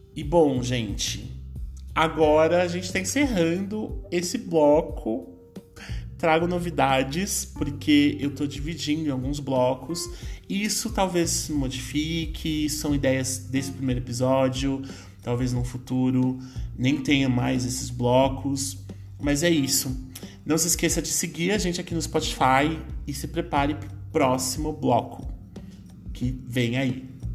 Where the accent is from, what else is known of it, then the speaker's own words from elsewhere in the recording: Brazil; a minha família, em especial, teve uma ascensão econômica dentro da periferia e se manteve na periferia até hoje, né? Hoje eu, eu me mudei da Zona Leste, hoje eu moro numa região mais central aqui da cidade